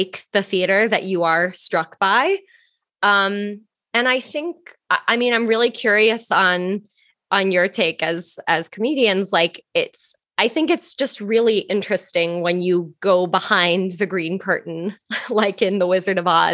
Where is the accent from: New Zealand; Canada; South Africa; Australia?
Canada; moved away as an adult; also born or lived in Toronto; now in New York, United States; I'm Canadian.